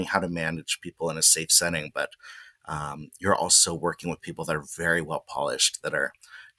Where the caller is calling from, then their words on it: Manhattan Beach, California, United States; I'm at home in my remote office here in Manhattan Beach, California.